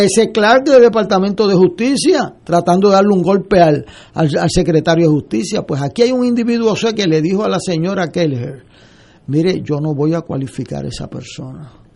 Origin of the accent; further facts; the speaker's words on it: San Juan, Puerto Rico; yo vengo de Río Piedra